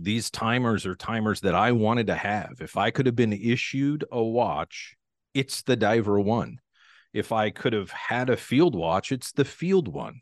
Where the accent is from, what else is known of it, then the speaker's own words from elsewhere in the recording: Pacific Northwest, United States; I'm from the Pacific Northwest, born and raised here.